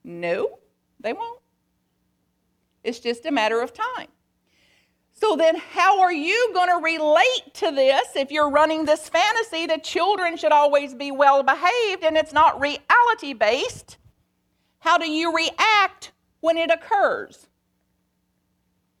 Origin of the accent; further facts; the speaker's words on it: Bug Tussle, Kentucky, United States; I am from Bug Tussle, Kentucky